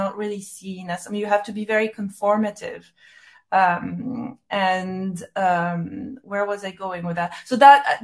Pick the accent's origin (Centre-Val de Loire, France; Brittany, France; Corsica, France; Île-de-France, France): Corsica, France; moved away as an adult; also born or lived in Paris, France / New York, United States; now in London, United Kingdom; my childhood in Corsica, growing up in France, my move to the US. I think I was there for 12 years or a little more.